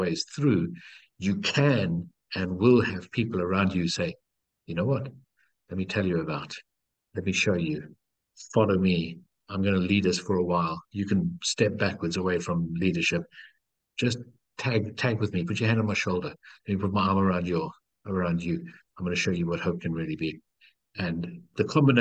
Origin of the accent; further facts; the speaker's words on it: Cape Town, Western Cape, South Africa; I was born in Cape Town in South Africa